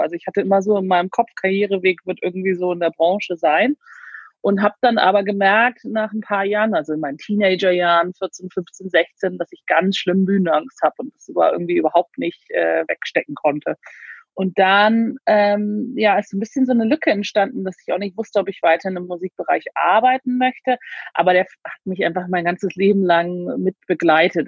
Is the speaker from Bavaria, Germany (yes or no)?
no; Hamburg, Germany; also born or lived in Berlin / London; now in Devon, United Kingdom; Ich bin in Hamburg geboren